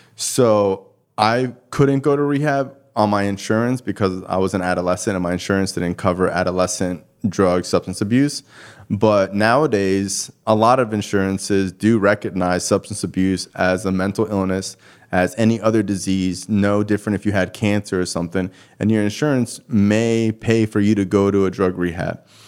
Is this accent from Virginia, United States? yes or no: no; Cooper City, Florida, United States; also born or lived in Davie, Florida; I'm born and raised in Davie. You know, I grew up, like, in Cooper City, which is, like, right next to Davie, which is basically thirty minutes from Fort Lauderdale